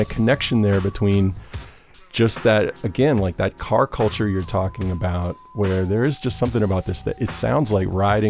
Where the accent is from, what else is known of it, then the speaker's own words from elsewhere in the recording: New Orleans, Louisiana, United States; growing up in New Orleans